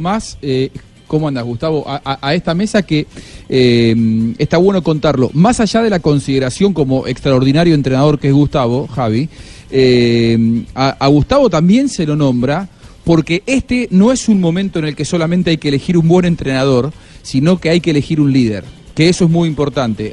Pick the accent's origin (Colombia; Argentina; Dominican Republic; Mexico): Argentina; como argentino